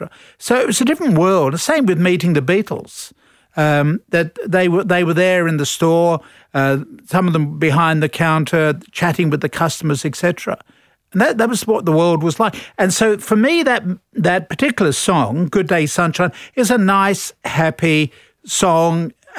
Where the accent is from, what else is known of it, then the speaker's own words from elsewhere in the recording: London, United Kingdom; moved away as an adult; now in Australia; So, I'm a Londoner.